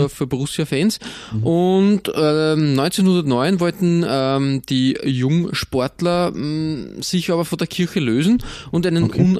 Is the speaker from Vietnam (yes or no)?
no; Austria; als Österreicher muss man immer, immer, immer schauen, dass man nicht in die Schräglage kommt bei solchen großen Fangruppierungen.